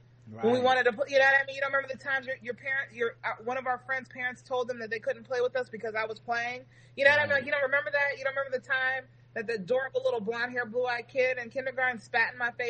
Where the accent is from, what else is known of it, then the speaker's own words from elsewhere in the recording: Reston, Virginia, United States; I grew up, for the most part, in Reston, Virginia.